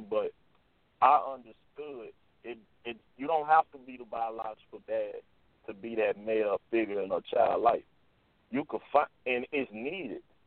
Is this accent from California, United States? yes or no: no; Jackson, Mississippi, United States; when I did come back to Jackson to play, I played at Tougaloo College